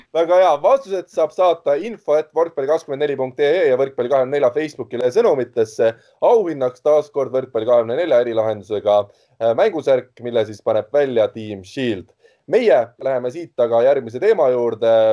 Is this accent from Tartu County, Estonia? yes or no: no; Tallinn, Harju County, Estonia; mina kasvasin üles Mustamäel